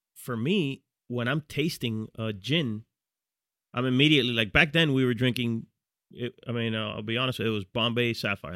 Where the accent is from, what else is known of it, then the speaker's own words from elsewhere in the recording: Miami Gardens, Florida, United States; moved away as an adult; now in New York, United States; we both grew up in, in Carroll City, which is a, a neighborhood